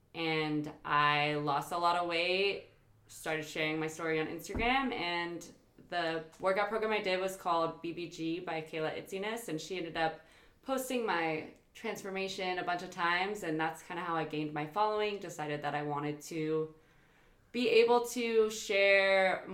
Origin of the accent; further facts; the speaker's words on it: Northern California, United States; moved away as an adult; now in Huntington Beach, United States; I'm actually originally from Northern California and I moved down here about 6 years ago for college.